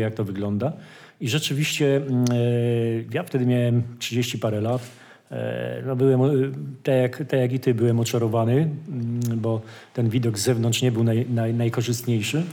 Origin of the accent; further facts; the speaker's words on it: Wołów, Lower Silesian Voivodeship, Poland; jestem z Wołowa